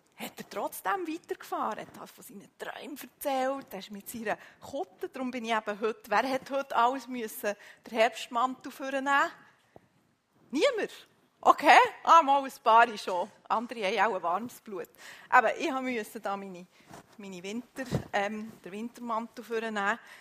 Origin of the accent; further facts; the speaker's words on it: Switzerland; bei uns in der Schweiz